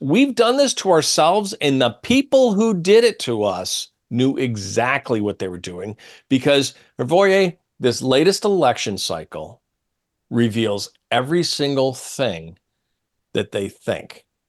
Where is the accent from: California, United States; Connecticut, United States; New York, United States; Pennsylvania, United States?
New York, United States; Syracuse; I'm from Syracuse, New York.